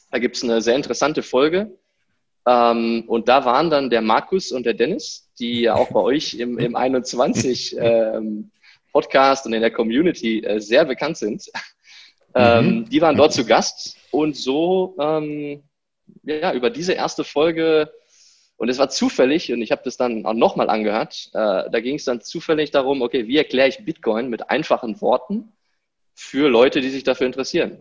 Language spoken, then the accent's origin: German; Germany; moved away as an adult; also born or lived in Stuttgart; now in Morocco; Ich bin in Deutschland geboren, habe dort Schule, Studium, alles durchlaufen